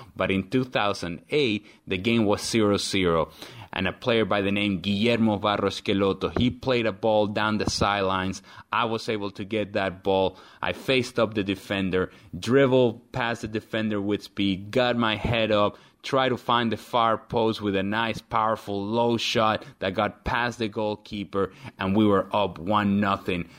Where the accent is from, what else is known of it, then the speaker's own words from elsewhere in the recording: Venezuela; I'm originally from Venezuela, a country down in South America